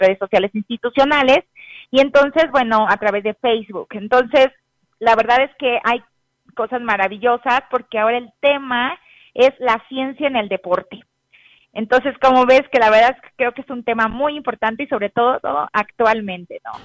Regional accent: Huasteca Potosina, San Luis Potosí, Mexico; moved away; soy Huasteca Potosina

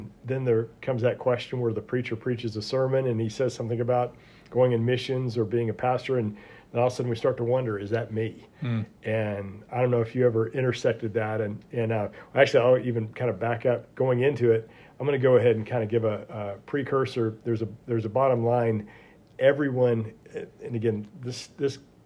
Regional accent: Florida, United States; Growing up in Florida

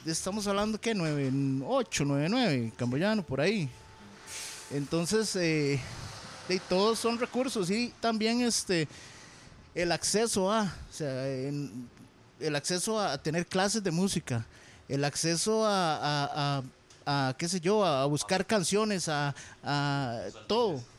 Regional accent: Alajuela, Costa Rica; also born or lived in Heredia; yo soy de Alajuela

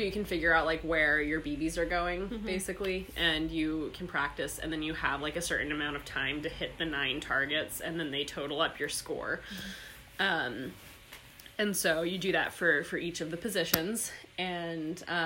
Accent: Georgia, United States; moved away; I grew up in Georgia

